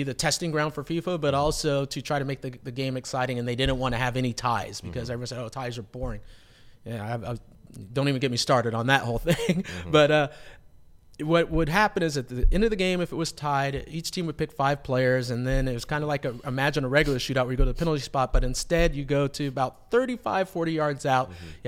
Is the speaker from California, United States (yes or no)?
yes; Los Angeles, California, United States; So, but also the way I like to put it is that I'm an LA kid. I'm from Los Angeles.